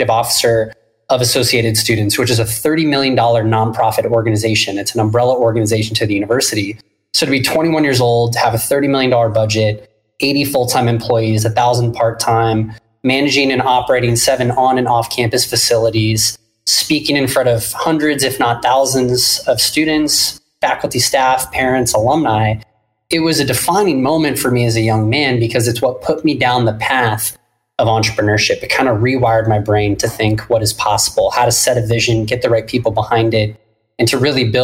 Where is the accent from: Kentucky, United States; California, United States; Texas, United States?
California, United States; Orange County, Southern; also born or lived in San Diego; I am born and raised in Southern California. I grew up in Orange County